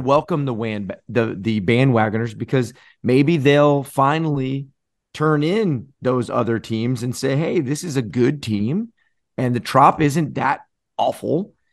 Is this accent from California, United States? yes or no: no; Florida, United States; growing up in Florida